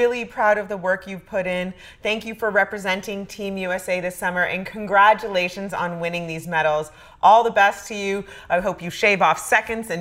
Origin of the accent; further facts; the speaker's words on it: Canada; As a Canadian